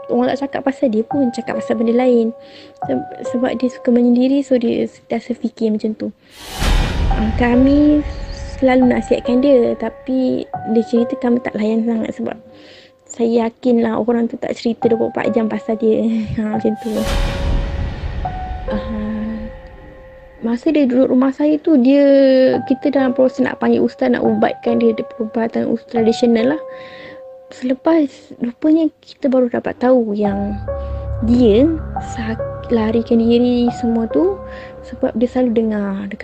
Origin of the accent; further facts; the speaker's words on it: Selangor, Malaysia; Saya berasal daripada Selangor